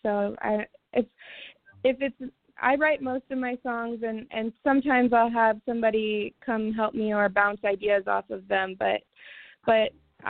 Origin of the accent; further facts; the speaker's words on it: Springfield, Illinois, United States; also born or lived in St. Louis, Missouri; now in Los Angeles, United States; I was born and raised in Springfield, Illinois, and from there I lived in St. Louis for about 8.5 years, and then I moved to Los Angeles. So right now I am based in Los Angeles.